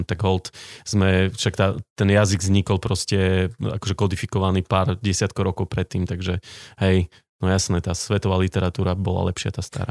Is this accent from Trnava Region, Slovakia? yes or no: no; Socovce, Žilina Region, Slovakia; also born or lived in Martin; chodil som na gymnázium do Martina, ale vyrastal som v Socovciach